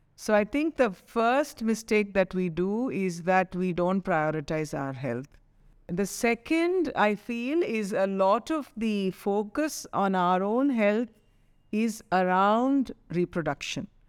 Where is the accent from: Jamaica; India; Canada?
India; Chennai, Tamil Nadu; growing up in Chennai